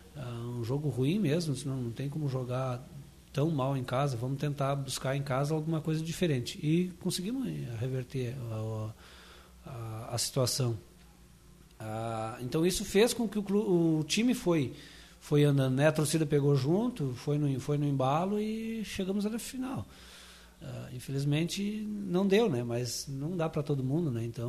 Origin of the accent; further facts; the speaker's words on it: Brazil; also born or lived in Glória; eu, na verdade, sou oriundo do Iguatemi, né? Estância da Figueira, Iguatemi, por aquela região.